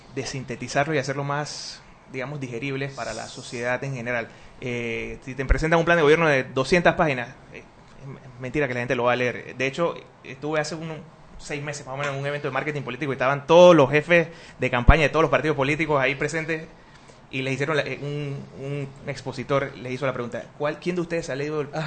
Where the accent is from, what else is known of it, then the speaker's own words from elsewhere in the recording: Panama; somos panameños